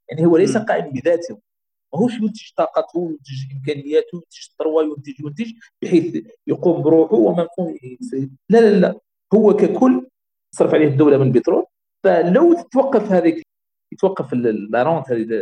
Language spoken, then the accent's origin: Arabic; Algeria; احنا الجزائر كبلد اعتمدت على لا رونت بتروليير